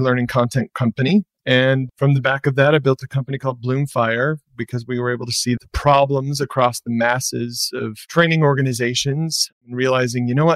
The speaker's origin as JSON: {"language": "English", "region": "Michigan", "country": "United States", "moved": "yes", "said": "I'm from Michigan originally"}